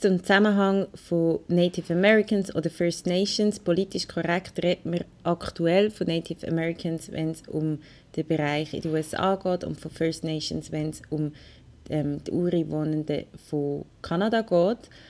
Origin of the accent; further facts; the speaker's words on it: Willisau, Lucerne, Switzerland; Ich bin in Willisau aufgewachsen im Luzerner Hinterland